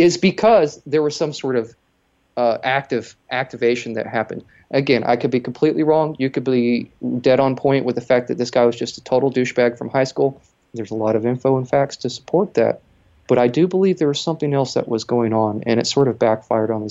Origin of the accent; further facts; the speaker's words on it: Texas, United States; as a Texan